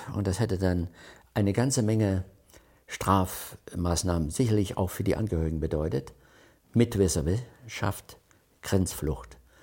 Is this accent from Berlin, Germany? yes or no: no; Crimmitschau, Saxony, Germany; moved away as an adult; also born or lived in West Germany; ich bin 1940 in Krimitschau geboren